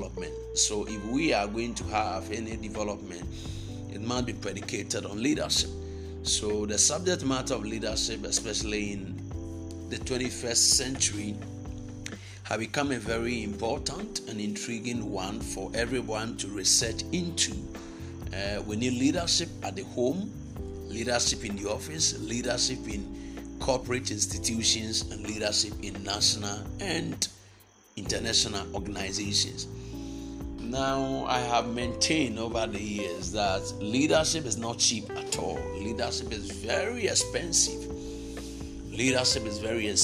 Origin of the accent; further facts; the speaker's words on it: Ghana; Ghana, my home country